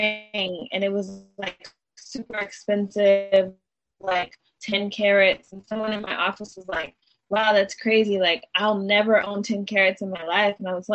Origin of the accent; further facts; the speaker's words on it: Chino Hills, California, United States; moved away as an adult; also born or lived in Diamond Bar, California; now in Los Angeles, United States; the job and I moved back to, I'm from Chino Hills, so I moved to LA and just started my like artist journey then.